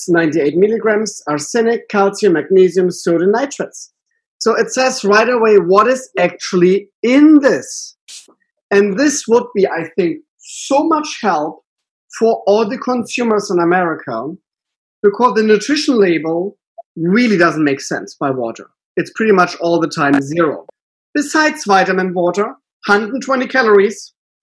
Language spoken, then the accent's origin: English; Northern Germany, Germany; now in California, United States; I'm coming from a very small town up north in Germany